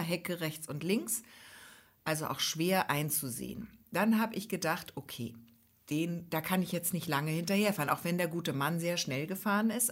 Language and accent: German; Hamburg, Germany; als Großstädterin, als Hamburgerin